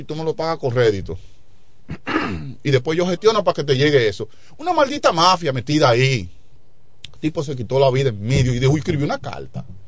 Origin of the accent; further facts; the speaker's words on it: La Romana, Dominican Republic; mi pueblo, la romana